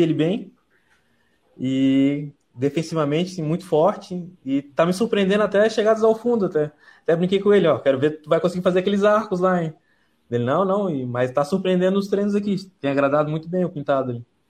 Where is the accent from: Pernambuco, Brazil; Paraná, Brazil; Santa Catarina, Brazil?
Santa Catarina, Brazil; como eu sou de Santa Catarina